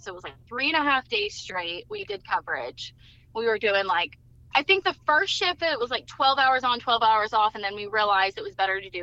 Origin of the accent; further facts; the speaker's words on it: Eastern North Carolina, United States; I'm from Eastern North Carolina